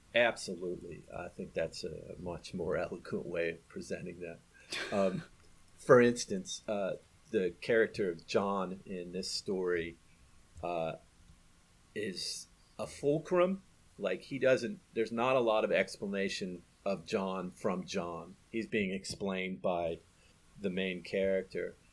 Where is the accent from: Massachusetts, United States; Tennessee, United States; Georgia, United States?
Tennessee, United States; Nashville; moved away; also born or lived in Baltimore; I was born in, in Nashville.